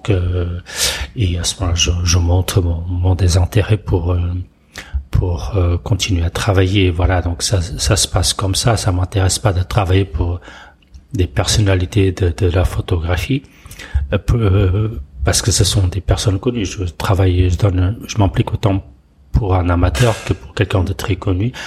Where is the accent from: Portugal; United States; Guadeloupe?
Portugal; moved away as an adult; now in France; je suis né au Portugal. Euh, j'ai fait toute mon, ma scolarité. Euh, mon service militaire aussi